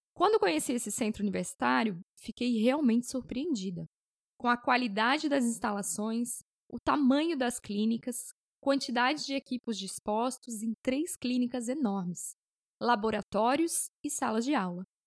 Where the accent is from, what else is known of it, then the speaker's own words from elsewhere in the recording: Blumenau, Santa Catarina, Brazil; moved away as an adult; now in Fortaleza, Brazil; Sou natural de Blumenau, Santa Catarina